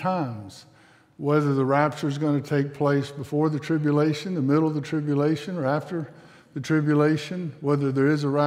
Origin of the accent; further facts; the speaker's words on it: South Mississippi, United States; I was raised in South Mississippi.